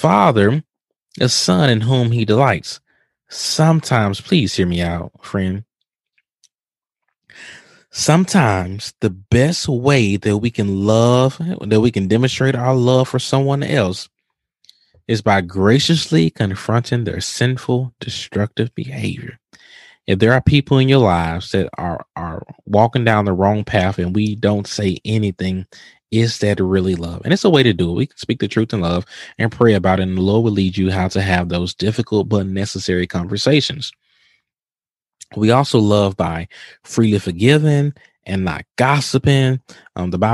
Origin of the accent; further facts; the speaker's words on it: Mississippi, United States; now in Houston, United States; I'm from Mississippi